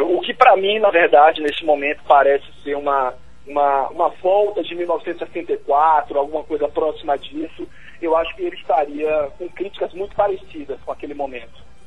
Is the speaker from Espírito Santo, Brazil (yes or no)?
no; Salvador, Bahia, Brazil; now in Brasília, Brazil; eu sou de Salvador